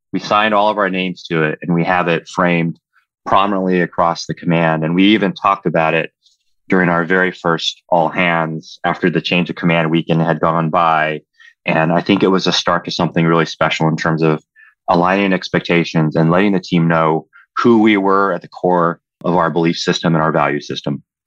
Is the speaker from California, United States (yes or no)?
yes; Southern California, United States; as a young child growing up in, ball place places, Southern California